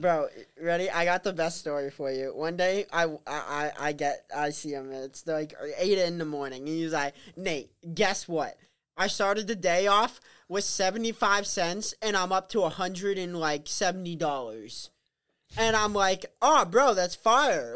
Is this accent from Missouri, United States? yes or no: no; Pelham, New Hampshire, United States; also born or lived in Novokuznetsk, Russia / Wellfleet, Massachusetts; I was uh, born in Novokuznetsk, Russia, and adopted at one and a half years old. And I came back to the U.S. and grew up in Pelham, New Hampshire